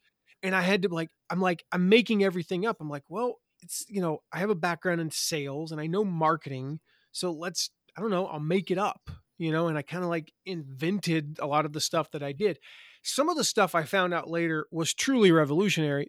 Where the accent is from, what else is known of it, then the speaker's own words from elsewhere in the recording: Eastern North Carolina, United States; moved away; I'm from Eastern North Carolina, so I, that's how we sound down there.